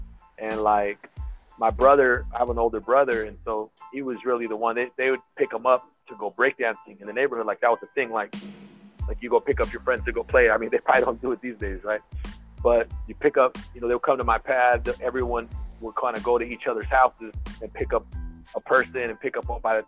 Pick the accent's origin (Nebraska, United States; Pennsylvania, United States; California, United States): California, United States; Oxnard; Born and raised. Oxnard, Cali, Wainimi Beach, you know what I'm saying? Like, you know, we grew up on the beach. We grew up in Oxnard.